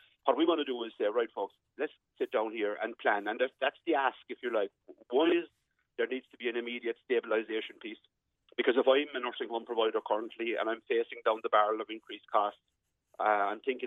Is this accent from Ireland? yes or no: yes; West Cork, Munster, Ireland; I'm from West Cork.